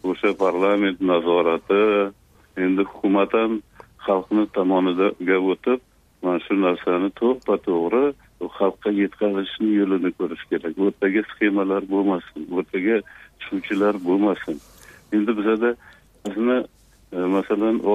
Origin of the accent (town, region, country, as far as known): Uzbekistan